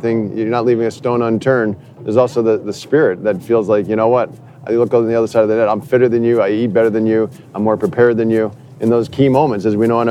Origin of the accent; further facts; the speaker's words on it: New Jersey, United States; also born or lived in New York / Canada; I'm from New Jersey